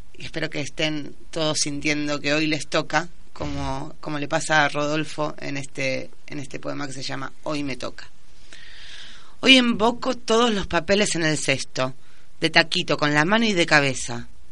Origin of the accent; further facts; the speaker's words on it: Quilmes, Buenos Aires Province, Argentina; also born or lived in San Telmo, Buenos Aires / Spain; soy de Quilmes, pero me defino como porteña, de San Telmo muy especialmente